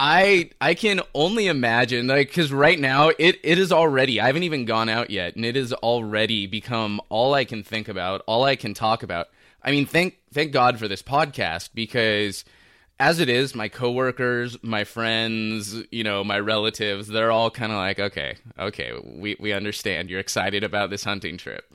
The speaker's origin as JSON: {"language": "English", "town": "Los Angeles", "region": "California", "country": "United States", "tie": "born or raised there", "said": "from Los Angeles. I'm born and raised here"}